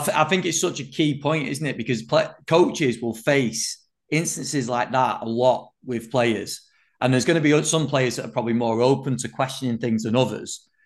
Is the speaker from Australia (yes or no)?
no; England, United Kingdom; as an Englishman